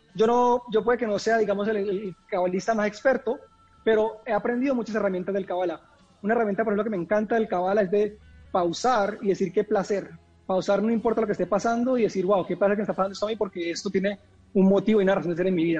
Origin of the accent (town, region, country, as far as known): Colombia; moved away